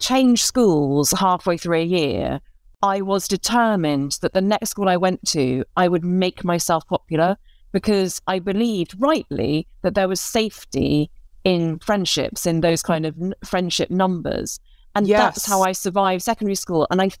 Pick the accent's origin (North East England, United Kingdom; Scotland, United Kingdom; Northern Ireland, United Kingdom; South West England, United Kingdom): Northern Ireland, United Kingdom; also born or lived in London; I was born in London, but I grew up in the north of Ireland. And it was a very specific time to move there as an English person